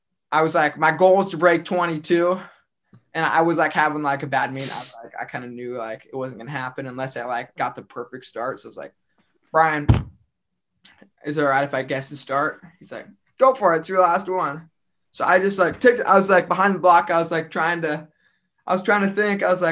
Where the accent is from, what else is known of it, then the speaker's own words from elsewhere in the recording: Grand Island, Nebraska, United States; So we're both from Grand Island. Actually, originally